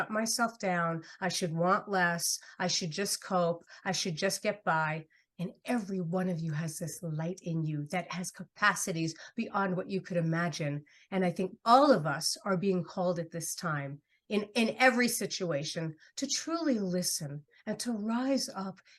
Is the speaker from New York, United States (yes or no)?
yes; New York City, New York, United States; moved away; I'm from New York City originally